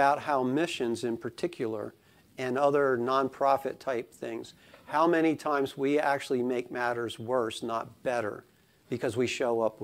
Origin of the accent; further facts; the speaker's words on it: Sussex County, Delaware, United States; accent: Sussex County; I live in Argo's Corner. My accent is Sussex County.